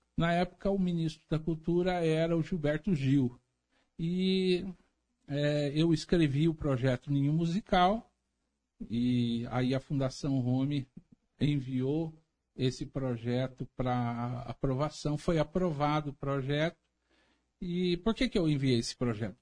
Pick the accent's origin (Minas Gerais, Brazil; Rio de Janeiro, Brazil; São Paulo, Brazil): São Paulo, Brazil; Santa Bárbara d'Oeste; eu sou apaixonado por Santa Bárbara do Oeste